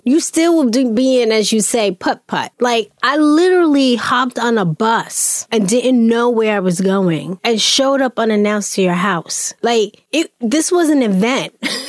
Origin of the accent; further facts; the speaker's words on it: New York, United States; I grew up in New York in the South Bronx.